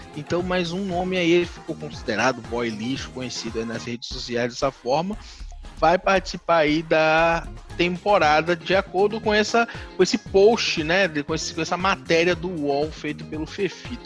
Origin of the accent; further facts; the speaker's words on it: Northeast Region, Brazil; eu, eu sou nordestino